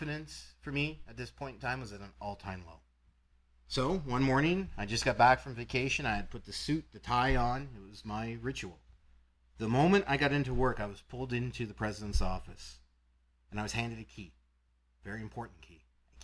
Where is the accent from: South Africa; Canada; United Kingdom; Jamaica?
Canada; I'm from Canada